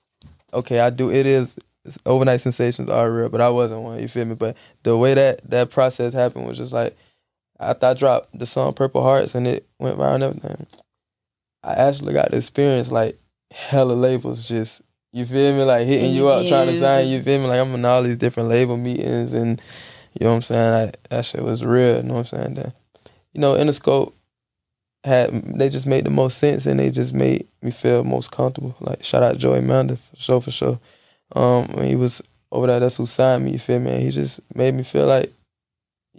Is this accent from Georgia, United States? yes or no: no; Jacksonville, Florida, United States; I'm from Jacksonville